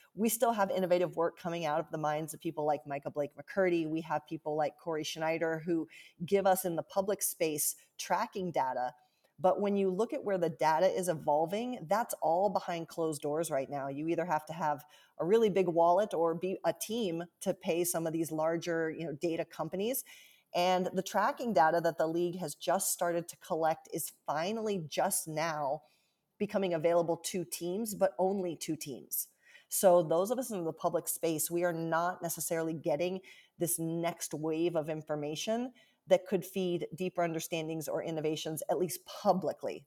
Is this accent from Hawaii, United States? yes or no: no; Central Ohio, United States; moved away as an adult; also born or lived in Washington, D.C.; now in Seattle, United States; I grew up in Central Ohio